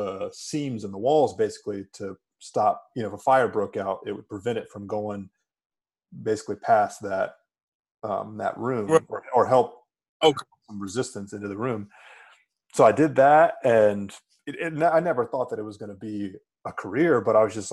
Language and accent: English; Durham, North Carolina, United States; growing up in Durham